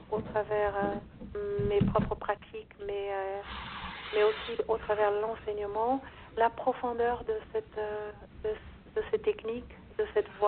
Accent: Brazil; moved away as an adult; je suis née au Brésil, donc c'est là où j'ai fait mes premiers pas

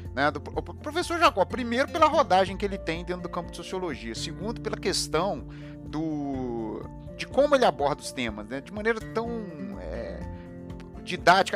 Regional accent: Juiz de Fora, Minas Gerais, Brazil; eu nasci em Juiz de Fora

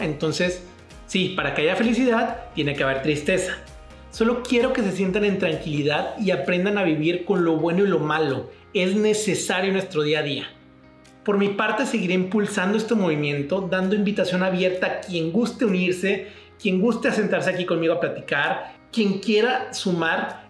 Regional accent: Ciudad Victoria, Tamaulipas, Mexico; now in Monterrey, Mexico; soy de Ciudad Victoria, Tamaulipas y ya llevo 10 años aquí viviendo en la ciudad de Monterrey

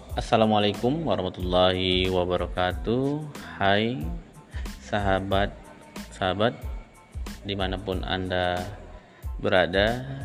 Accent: Tanjung Balai Karimun, Riau Islands, Indonesia; moved away as an adult; also born or lived in Kepulauan Meranti Regency, Riau; now in Batam, Indonesia; Saya dibesarkan di Kabupaten Karimun, lantaran orang tua saya pindah dari Riau ke Kepulauan Riau Tanjung Balai Karimun

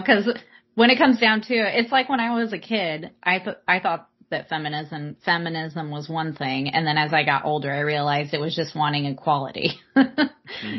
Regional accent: Southern California, United States; I'm from Southern California

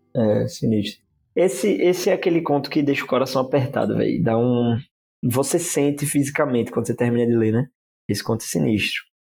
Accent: Brazil; como brasileiro

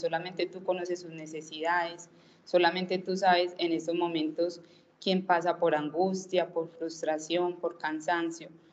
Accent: Itagüí, Antioquia, Colombia; nací en Itagüí

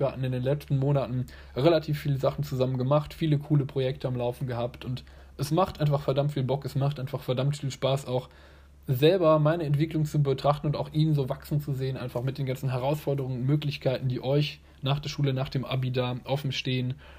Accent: Germany; hier bei uns in Deutschland

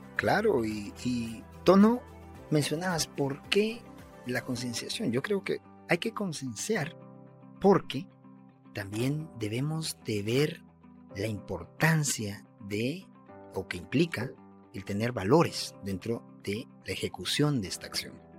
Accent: Guatemala; Yo como guatemalteco

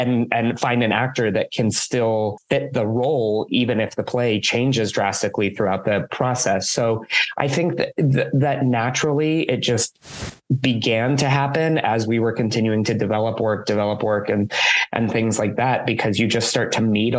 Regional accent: Alamosa, Colorado, United States; I grew up in Southern Colorado, Alamosa, Colorado

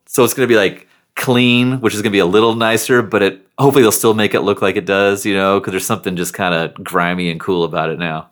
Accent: Seattle, Washington, United States; I grew up in North Seattle in an area called Northgate

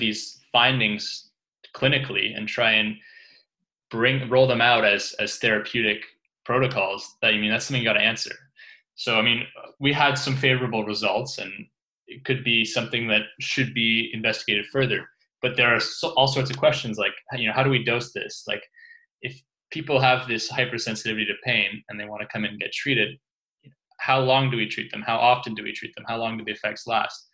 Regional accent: Canada; moved away as an adult; also born or lived in London; I was set to start a job at the University of Ottawa, which is sort of close to my hometown

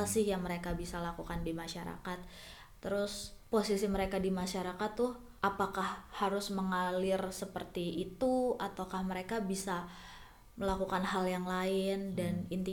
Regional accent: Bekasi, West Java, Indonesia; also born or lived in Jakarta; gue besar di Bekasi dan di Jakarta

